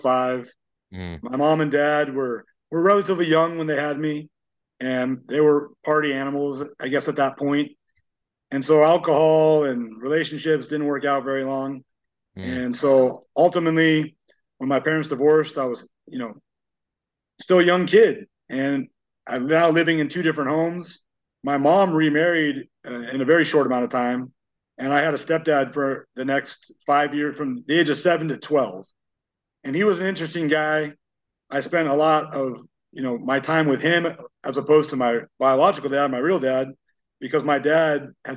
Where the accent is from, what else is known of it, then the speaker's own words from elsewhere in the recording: Los Angeles County, California, United States; I'm from Los Angeles County